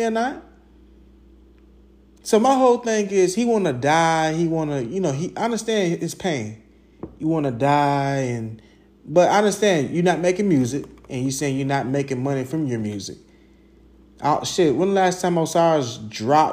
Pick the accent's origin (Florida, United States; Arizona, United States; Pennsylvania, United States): Florida, United States; Jacksonville; where I grew up in Arlington, Southside